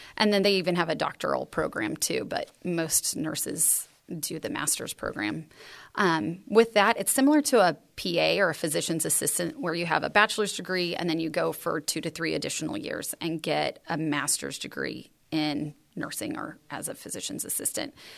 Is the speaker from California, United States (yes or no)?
yes; San Juan Capistrano, California, United States; moved away; also born or lived in Texas; I grew up in San Juan Capistrano, California